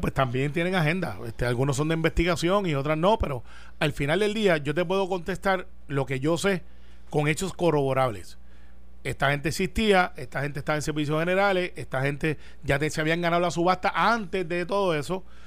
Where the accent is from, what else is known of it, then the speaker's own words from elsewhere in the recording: Humacao, Puerto Rico; por Humacao, por mi pueblo